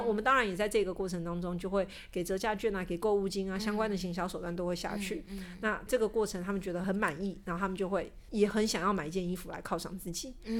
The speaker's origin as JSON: {"language": "Chinese", "country": "Taiwan", "said": "所以他们的版型跟我们台湾人的身形。就是有点不合亚洲台湾人的身形，我们的膝盖就是比较窄一点"}